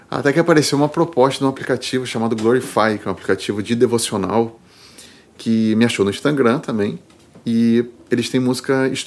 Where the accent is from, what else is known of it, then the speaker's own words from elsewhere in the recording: Rio de Janeiro, Brazil; moved away as an adult; also born or lived in São Paulo; now in Porto Alegre, Brazil; Eu sou carioca, é.